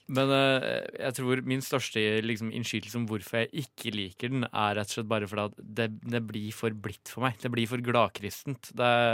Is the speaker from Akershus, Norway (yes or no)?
no; Ringebu, Innlandet, Norway; vi er jo fra Ringebu Gudbrandsdalen